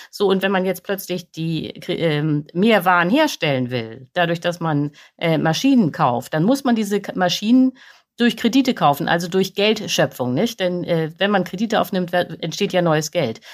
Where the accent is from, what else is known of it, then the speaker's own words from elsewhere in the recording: Germany; wir verbrauchen als Deutsche